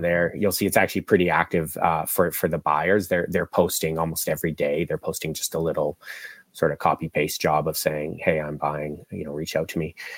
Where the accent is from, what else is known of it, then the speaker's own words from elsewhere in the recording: Vancouver, British Columbia, Canada; moved away as an adult; also born or lived in Australia; I'm from the West Coast, so uh, born and raised here in Vancouver.